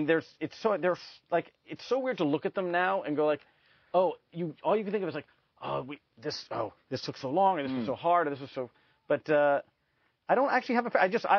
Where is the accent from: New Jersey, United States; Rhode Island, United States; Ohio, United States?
Ohio, United States; Cleveland; Then we moved to Cleveland. So I grew up in Cleveland, but I never stopped liking the Seahawks.